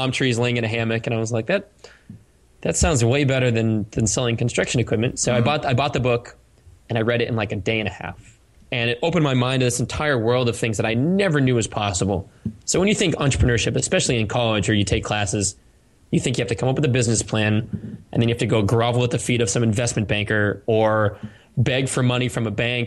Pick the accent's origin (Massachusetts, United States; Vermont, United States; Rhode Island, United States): Massachusetts, United States; Cape Cod; moved away as an adult; also born or lived in California; I grew up in Cape Cod